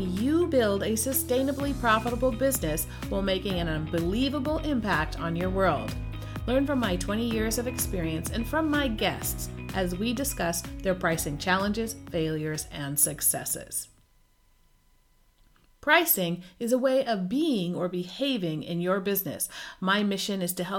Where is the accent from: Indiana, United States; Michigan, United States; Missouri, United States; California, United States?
California, United States; Sacramento; moved away as an adult; now in Basel, Switzerland; I grew up, however, in Sacramento